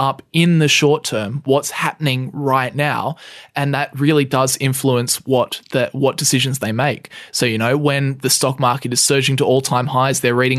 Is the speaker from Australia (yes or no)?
yes; Australia; We're both Australian.